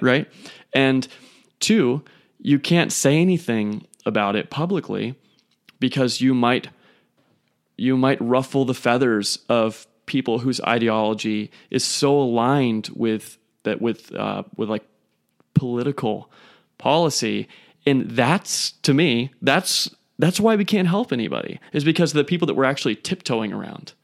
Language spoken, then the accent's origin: English; United States; we, as American males